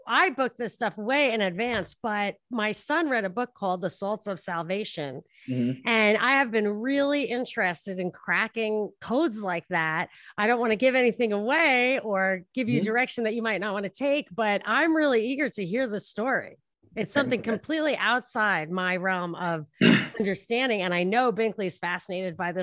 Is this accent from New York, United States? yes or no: yes; New York City, New York, United States; accent: New York; moved away; also born or lived in Boston / Georgia; I'm from Brooklyn originally